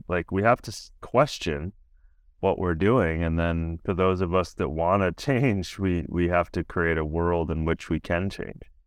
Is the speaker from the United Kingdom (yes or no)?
no; Minnesota, United States; I'm from Minnesota